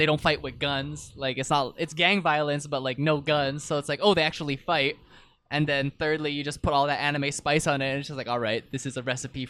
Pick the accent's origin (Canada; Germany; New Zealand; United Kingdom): Canada; Vancouver, British Columbia; We're from Vancouver